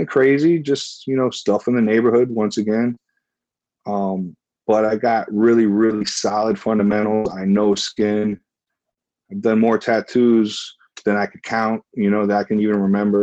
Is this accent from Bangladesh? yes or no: no; Miami, Florida, United States; I'm born and raised in Miami, Florida.